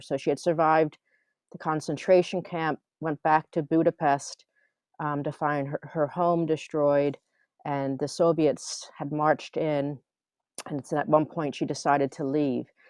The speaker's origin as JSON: {"language": "English", "town": "Philadelphia", "region": "Pennsylvania", "country": "United States", "tie": "born or raised there", "also_born_or_lived": "New Mexico", "moved": "as an adult", "lives_now": "Helsinki, Finland", "said": "I grew up in Philadelphia area, and we moved to New Mexico"}